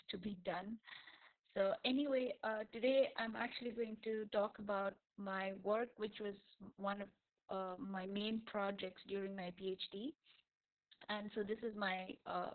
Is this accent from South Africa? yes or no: no; India; moved away as an adult; also born or lived in Germany; now in Saudi Arabia; I come from India